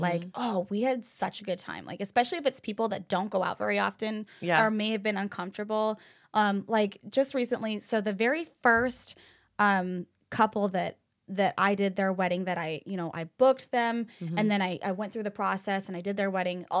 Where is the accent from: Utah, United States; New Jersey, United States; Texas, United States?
Utah, United States; moved away; you know, I'm from Utah. We have a very different taste in music.